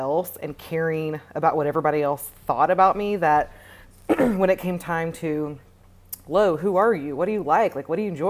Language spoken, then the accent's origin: English; Tennessee, United States; moved away as an adult; now in Austin, United States; I currently live in Austin, Texas. I'm originally from Tennessee